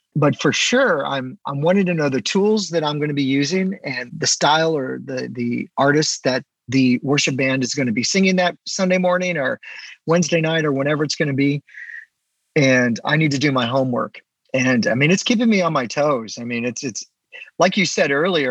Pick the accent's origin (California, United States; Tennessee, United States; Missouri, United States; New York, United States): Missouri, United States; St. Louis; I'm kind of back in my hometown area, so St. Louis